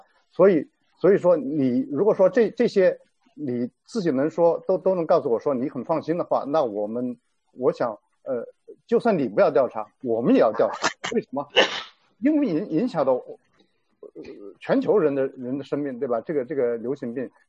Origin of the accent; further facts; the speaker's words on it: China; 那我们中国人是不是很很信他这个 WHO 的这个这个结果，对吧？